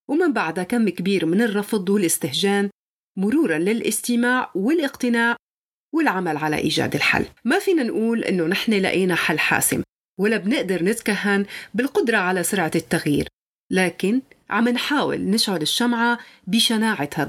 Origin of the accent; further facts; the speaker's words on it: Syria; ولدت بسوريا من أم سورية وأب نيجيري ما رح أحكي كيف أبي وأمي تزوجوا بس شيء الأكيد إنهم كانوا بحبوا بعض كتير وكنت أنا ثمرة هذا الحب لكن ما في شي بيكمل عشت طول عمري بسوريا